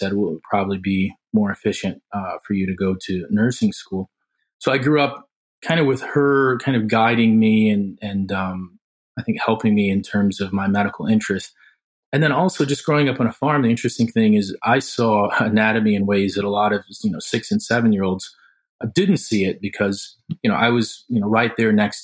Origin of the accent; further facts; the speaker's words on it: South Haven, Michigan, United States; I grew up in South Haven, Michigan, which is a rural community